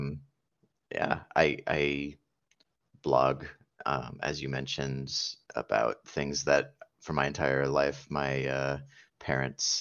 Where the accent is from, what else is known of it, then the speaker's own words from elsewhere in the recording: New Jersey, United States; moved away as an adult; also born or lived in Phoenix, Arizona; now in San Francisco Bay Area, United States; I live in the San Francisco Bay Area. I moved here after growing up in New Jersey